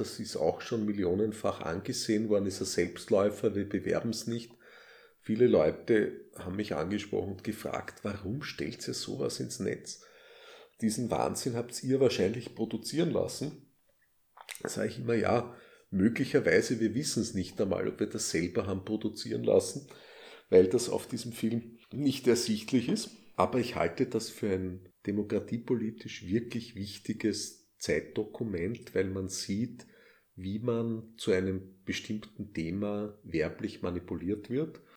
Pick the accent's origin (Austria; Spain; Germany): Austria; Styria; accent: Styrian; meinen scheinbar steirischen Akzent, meinen steirischen englischen Akzent